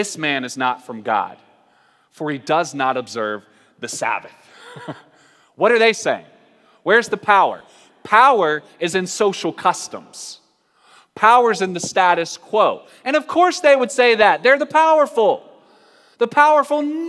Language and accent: English; North Carolina, United States; moved away; also born or lived in Portland; I'm from North Carolina